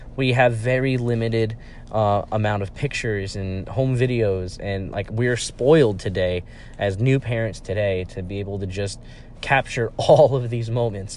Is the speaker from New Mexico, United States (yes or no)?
no; New York, United States; also born or lived in Villanova, Pennsylvania; I grew up in a culture where, uh, pizza was the end all be all of local cuisine. And so, I mean, I have my own hometown favorites